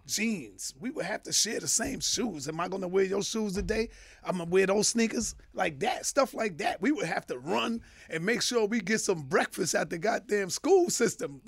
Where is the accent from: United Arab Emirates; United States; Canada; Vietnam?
United States; New York City, New York; born and raised in Harlem, uptown